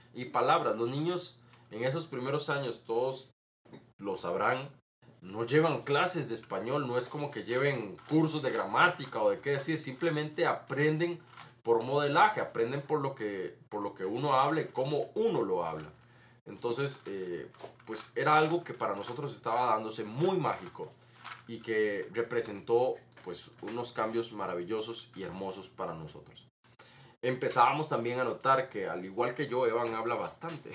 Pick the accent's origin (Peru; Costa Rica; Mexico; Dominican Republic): Costa Rica; Aquí en mi país, Costa Rica